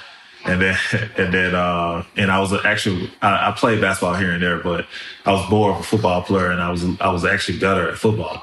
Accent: Memphis, Tennessee, United States; also born or lived in New Orleans, Louisiana; me growing up in South Memphis is, it's one of the best things that could have happened to me. I moved there from New Orleans, Louisiana

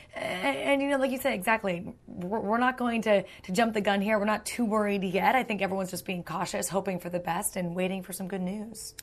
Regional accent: United States; as an American

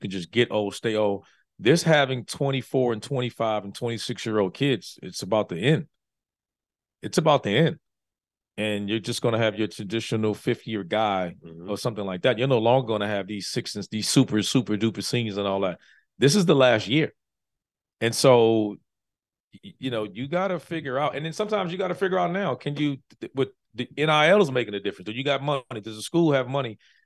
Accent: Washington, District of Columbia, United States; growing up there, growing up in Washington, D.C. is one of the places where it's called Chocolate City

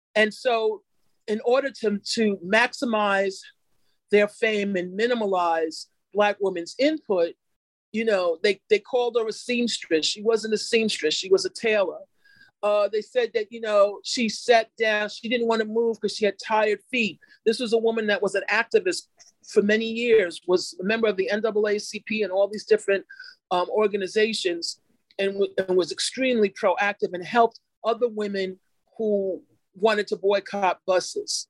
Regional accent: New York, United States; I'm from New York

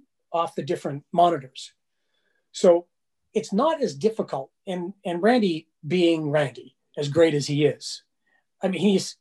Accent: Saskatoon, Saskatchewan, Canada; moved away; also born or lived in Calgary; I lived in Calgary, but I'm not from Calgary. I'm from Saskatoon. And I said, I'm from Saskatoon, Saskatchewan

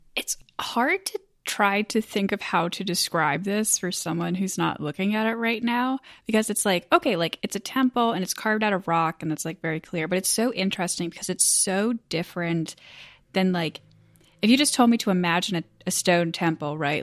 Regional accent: United States; I'm American

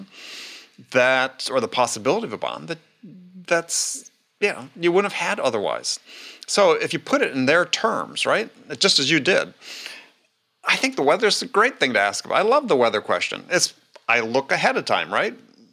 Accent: Madison, Wisconsin, United States; I'm from Madison

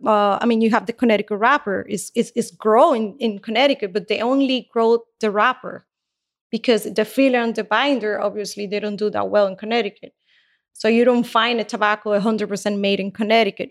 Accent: Havana, Cuba; now in Miami, United States; I was born in Cuba, in Havana

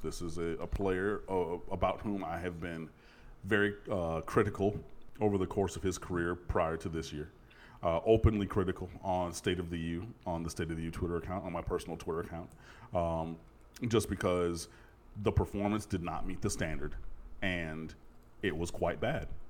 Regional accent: Detroit, Michigan, United States; now in Fort Lauderdale, United States; I grew up in Detroit and I live in Fort Lauderdale

